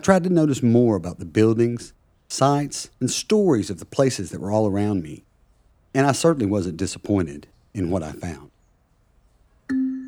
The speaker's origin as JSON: {"language": "English", "region": "Tennessee", "country": "United States", "tie": "born or raised there", "moved": "as an adult", "lives_now": "Plymouth, United Kingdom", "said": "Growing up in Tennessee"}